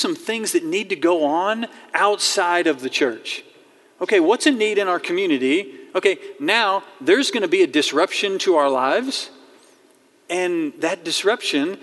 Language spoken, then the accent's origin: English; Fayetteville, Arkansas, United States; I grew up in Fayetteville. I was born here. I was raised here